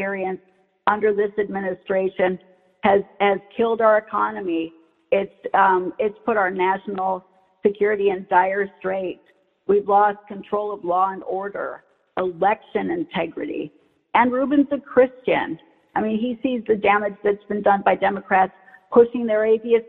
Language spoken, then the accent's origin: English; Florida, United States; I'm a Floridian